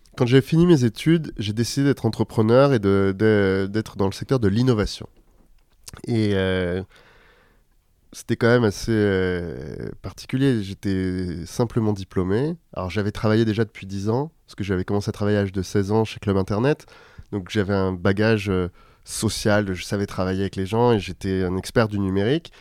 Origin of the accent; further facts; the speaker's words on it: Paris, Île-de-France, France; j'ai grandi à Paris, dans le 12e arrondissement.